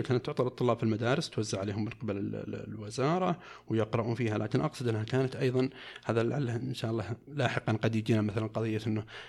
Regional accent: Saudi Arabia; عندنا في المملكه العربيه السعوديه

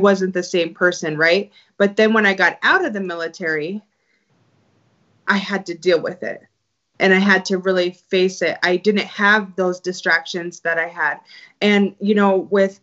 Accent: Montana, United States; I grew up in Montana

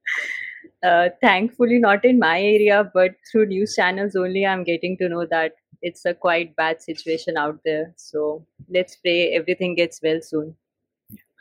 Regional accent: Delhi, India; I'm born and brought up in Delhi

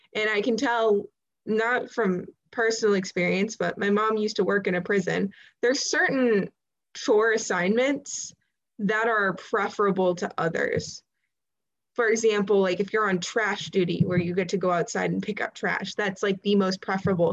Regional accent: Ohio, United States; I'm from Ohio

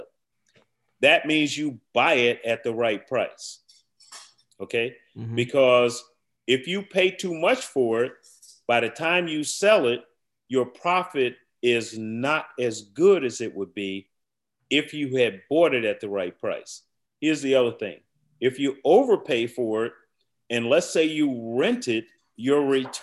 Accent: Chicago, Illinois, United States; moved away; I grew up in Chicago

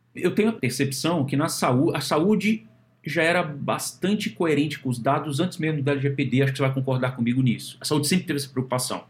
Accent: Brasília, Federal District, Brazil; moved away; eu sou de Brasília

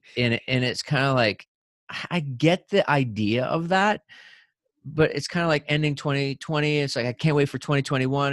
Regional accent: New Brunswick, Canada; when I was a kid growing up in New Brunswick

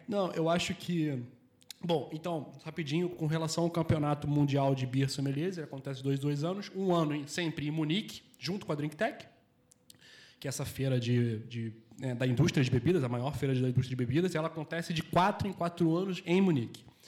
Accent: Rio de Janeiro, Brazil; moved away as an adult; also born or lived in Portugal; now in Porto, Portugal; eu sou do Rio de Janeiro. Eu tenho 33 anos, vivi 30 anos no Rio de Janeiro, tenho 3 anos e pouco aqui de Portugal

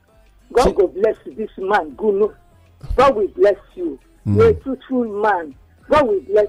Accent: Imo, Nigeria; I am from Imo.

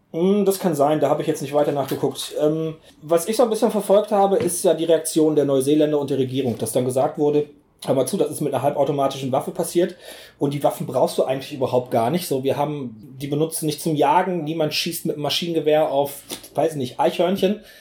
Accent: Essen, North Rhine-Westphalia, Germany; now in Bergisches Land, Germany; ich bin in Essen geboren

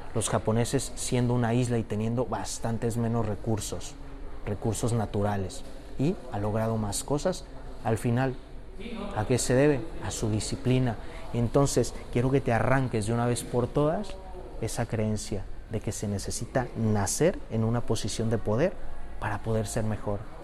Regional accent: Mexico; Yo soy mexicano

